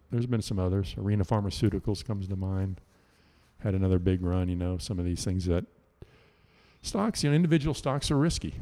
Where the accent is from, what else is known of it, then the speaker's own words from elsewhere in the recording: Houston, Texas, United States; growing up in Houston, a lot of pine trees